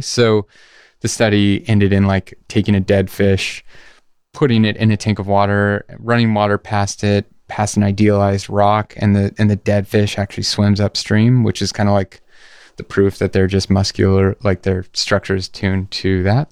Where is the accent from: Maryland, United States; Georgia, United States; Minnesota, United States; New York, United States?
Georgia, United States; also born or lived in San Diego, California; I was born in San Diego and then moved to Georgia, but I'm Basque